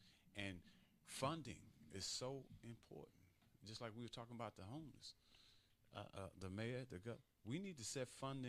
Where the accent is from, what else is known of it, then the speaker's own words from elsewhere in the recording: Chicago, Illinois, United States; because I came from Chicago, and I was in the mix of the crime and didn't really realize it.